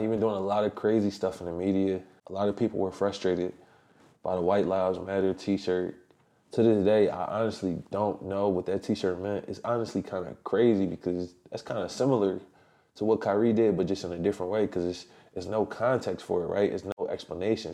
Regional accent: Philadelphia, Pennsylvania, United States; my hometown of Philly

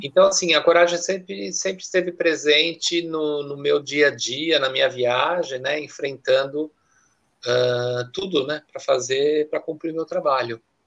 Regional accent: Brazil; moved away as an adult; also born or lived in Zurich, Switzerland; eu quando saí do Brasil já tinha ah, me formado em italiano

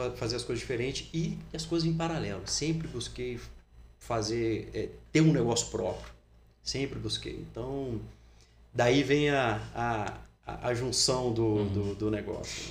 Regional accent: Resende, Rio de Janeiro, Brazil; eu nasci em Resende, né, no estado do Rio de Janeiro, então desde pequeno eu sempre gostei muito de esporte

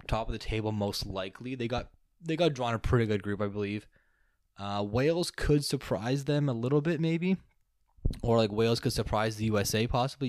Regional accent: Canada; we are a Canadian.

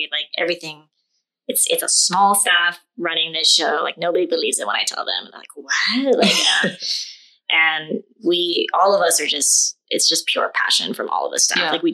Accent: Hawaii, United States; also born or lived in Asia; I'm also from Asia and I grew up in Hawaii.

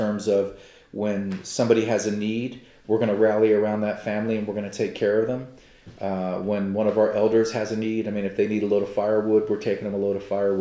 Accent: United States; as an American and as a Cherokee

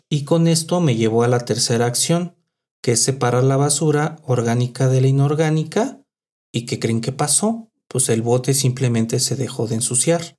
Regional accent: Mexico City, Mexico; also born or lived in Guadalajara; en la Ciudad de México le decimos

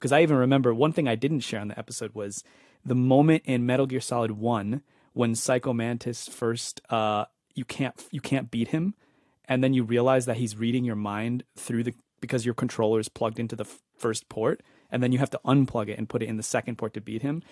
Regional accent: East Coast, United States; also born or lived in Spain; where I grew up in the East Coast.

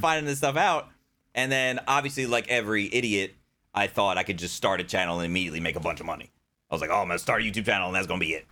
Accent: New Jersey, United States; I was born in New Jersey. I grew up there

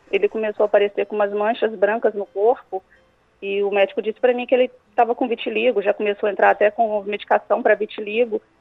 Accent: Santos Dumont, Minas Gerais, Brazil; now in Florianópolis, Brazil; Eu sou de Santos Dumont, Minas Gerais, mas atualmente moro em Florianópolis.

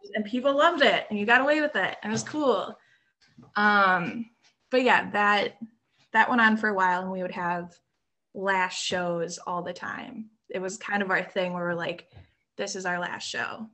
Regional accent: South Milwaukee, Wisconsin, United States; also born or lived in Oak Creek, Wisconsin; born and raised in Milwaukee. Um, I grew up in a small town called South Milwaukee ah. um, uh, and Oak Creek

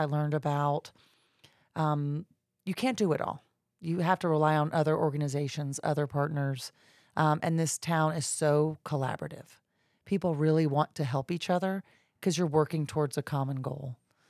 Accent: Jacksonville, Florida, United States; also born or lived in Georgia; I'm a Jacksonville native. I grew up in Jacksonville, moved away and lived in Georgia for about 10 years, came back to Jacksonville about 20 years ago.

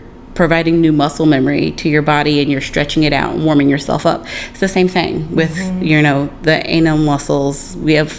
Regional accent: South Carolina, United States; now in New York City, United States; I grew up in South Carolina.

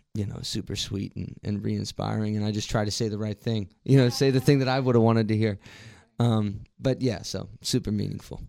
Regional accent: Martinsburg, West Virginia, United States; I'm from Martinsburg, uh, born and raised here

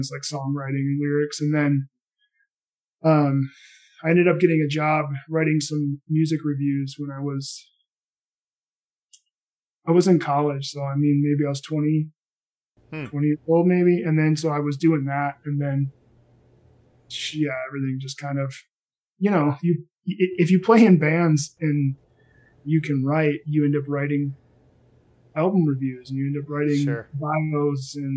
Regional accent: Racine, Wisconsin, United States; I'm from Racine, Wisconsin

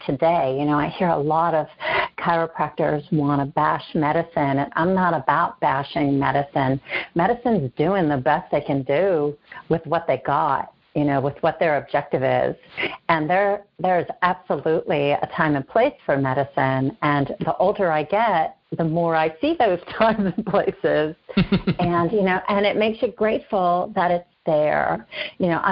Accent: Pittsburgh, Pennsylvania, United States; born and raised in Pittsburgh

